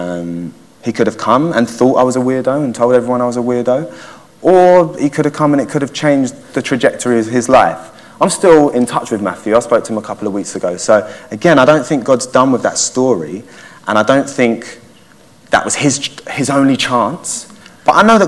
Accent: Waltham Forest, London, United Kingdom; I grew up in Waltham Forest and went to secondary school over there

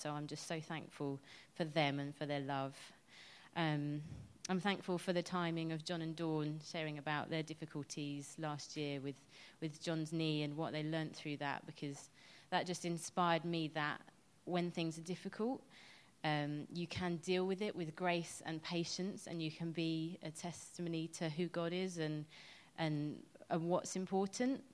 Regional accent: England, United Kingdom; I'm quite English

